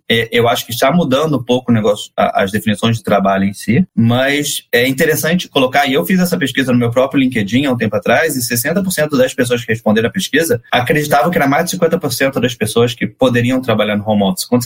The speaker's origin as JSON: {"language": "Portuguese", "region": "Rio de Janeiro", "country": "Brazil", "lives_now": "São Paulo, Brazil", "said": "Então, eu sou carioca que gosta de São Paulo, tá?"}